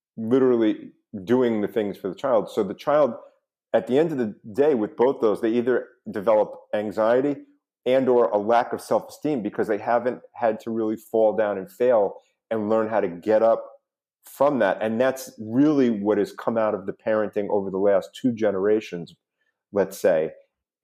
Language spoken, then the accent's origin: English; New York, United States; now in South Florida, United States; growing up in New York